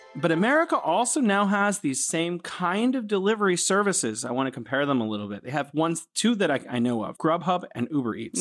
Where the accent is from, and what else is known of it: San Francisco, California, United States; moved away as an adult; now in Wuhan, China